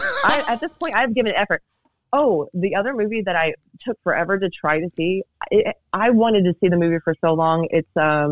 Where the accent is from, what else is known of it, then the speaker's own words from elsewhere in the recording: Kentucky, United States; I was born in Kentucky, and I am 99.9% hella inbred according to 23andMe.